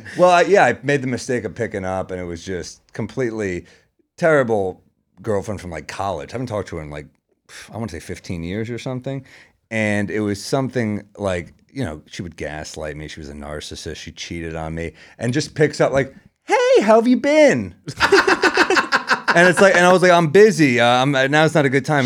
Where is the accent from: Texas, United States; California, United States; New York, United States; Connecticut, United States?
New York, United States; New York City; I'm a New Yorker